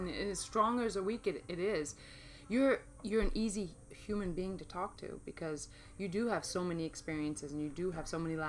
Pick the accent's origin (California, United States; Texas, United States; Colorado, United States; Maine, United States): Maine, United States; born or raised there; moved away as an adult; also born or lived in New York City / East Coast; now in Phoenix, United States